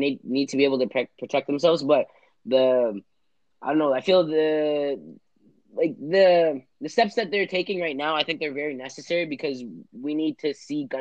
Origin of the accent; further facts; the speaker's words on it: Toronto, Ontario, Canada; Toronto's a big city where we're from, and we've experienced a lot of violence living and being inhabitants of Toronto